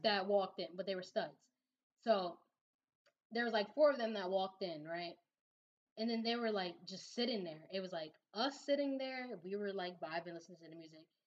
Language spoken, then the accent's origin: English; New Jersey, United States; now in Baltimore, United States; growing up in Jersey, you, we didn't have any